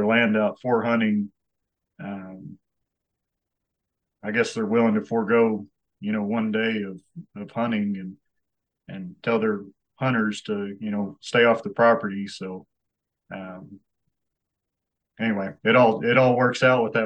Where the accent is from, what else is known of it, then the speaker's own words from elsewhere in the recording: Sweetwater, Texas, United States; I was born and raised here in Sweetwater